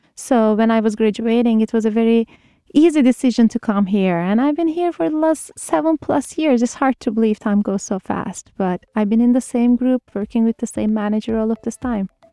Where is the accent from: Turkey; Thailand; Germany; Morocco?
Turkey; moved away as an adult; I'm originally from Turkey, did my undergrad in Turkey